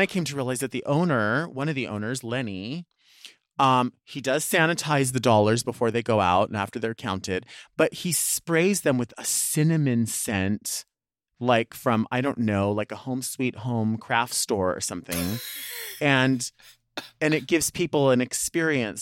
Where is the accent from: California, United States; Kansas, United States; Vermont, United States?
California, United States; Long Beach; it's kind of like my hometown